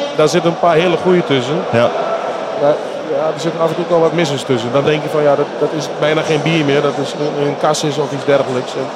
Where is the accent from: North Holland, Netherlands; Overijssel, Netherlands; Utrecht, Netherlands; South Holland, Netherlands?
Overijssel, Netherlands; Twente; Maar ik ben geboren en getogen in Twente